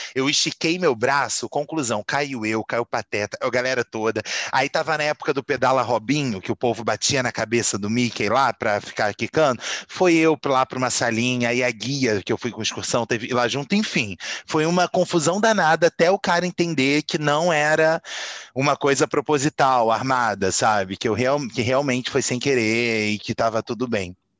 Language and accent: Portuguese; Brazil; nós somos brasileiros